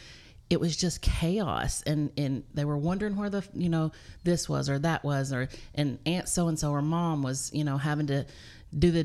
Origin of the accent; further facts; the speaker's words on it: Cookeville, Tennessee, United States; I'm originally from Cookeville, born and raised, graduated here, band geek